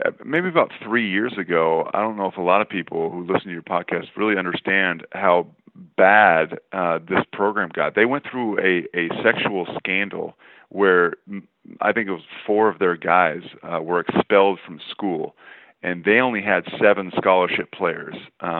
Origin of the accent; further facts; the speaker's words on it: Los Angeles, California, United States; I was born and raised in Los Angeles my whole life